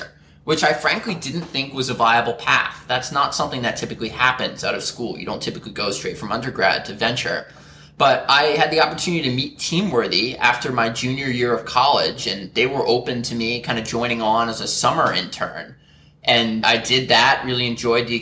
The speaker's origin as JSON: {"language": "English", "region": "New Jersey", "country": "United States", "tie": "born or raised there", "also_born_or_lived": "Philadelphia", "moved": "as an adult", "lives_now": "New York City, United States", "said": "I'm from New Jersey, born and raised, like an hour or so outside of New York City."}